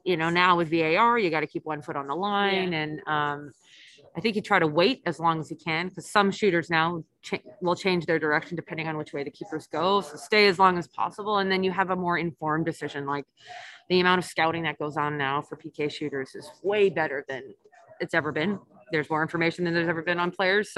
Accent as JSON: {"language": "English", "country": "Canada", "also_born_or_lived": "Germany / Sweden", "moved": "as an adult", "said": "I'm Canadian"}